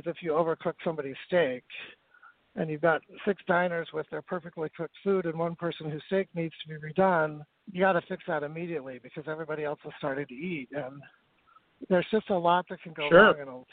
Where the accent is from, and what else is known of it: northern Utah, United States; born or raised there; moved away as an adult; also born or lived in San Francisco, California